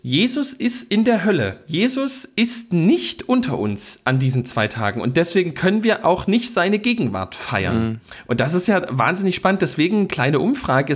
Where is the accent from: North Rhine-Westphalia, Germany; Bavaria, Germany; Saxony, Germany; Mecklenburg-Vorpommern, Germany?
Saxony, Germany; bei uns in Sachsen